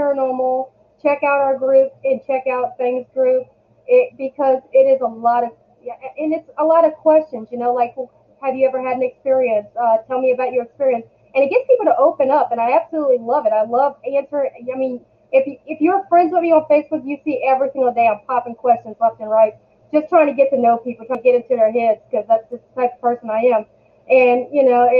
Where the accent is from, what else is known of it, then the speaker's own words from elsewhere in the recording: Louisiana, United States; born and raised in Louisiana.